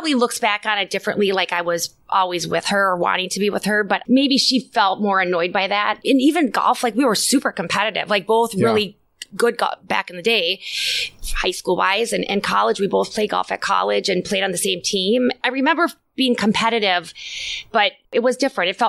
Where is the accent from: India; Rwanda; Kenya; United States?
United States; Little Falls, Minnesota; I grew up in a smaller town. Yeah. Little Falls is, what, 7,500 people?